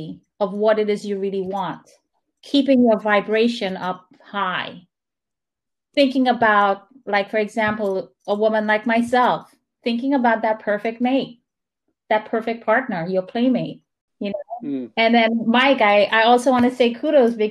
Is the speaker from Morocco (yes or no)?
no; St. Lucia; I'm from St. Lucia